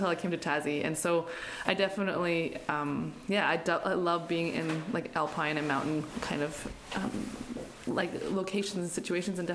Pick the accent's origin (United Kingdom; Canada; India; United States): Canada; Alberta; now in Hobart, Australia; I'm living in Hobart right now, but I'm Canadian.